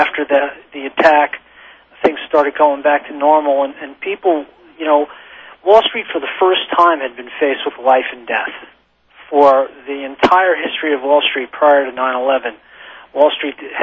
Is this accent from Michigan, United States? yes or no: no; New York, United States; we're both born and raised in New York